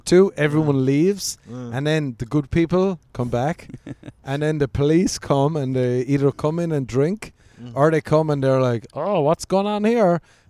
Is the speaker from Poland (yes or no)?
no; Cork, Munster, Ireland; moved away as an adult; now in Los Angeles, United States; what part of Ireland are you from? I was like, Cork.